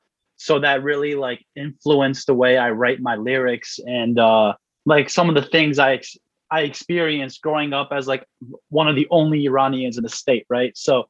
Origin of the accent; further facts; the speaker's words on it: Connecticut, United States; I'm from Connecticut